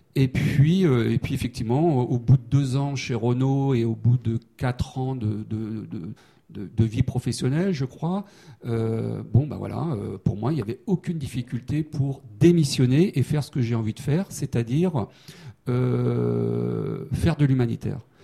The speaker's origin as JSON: {"language": "French", "town": "Saint-Brieuc", "region": "Brittany", "country": "France", "tie": "born or raised there", "also_born_or_lived": "Rennes / Paris", "moved": "as an adult", "lives_now": "Annecy, France", "said": "je suis breton. Hein, j'ai fait toutes mes études euh, à Saint-Brieuc et à Rennes"}